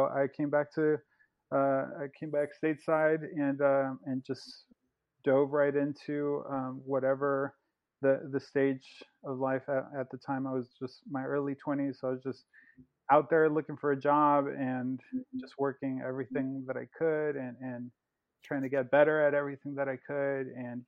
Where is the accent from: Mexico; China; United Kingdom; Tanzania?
Mexico; also born or lived in Los Angeles, United States; So I'm from Mexico. I was born in Mexico. And my family, my dad is a U.S. citizen, albeit from a Mexican background. So when I was about 4 years old, we moved from Mexico back to L.A., where my dad is from.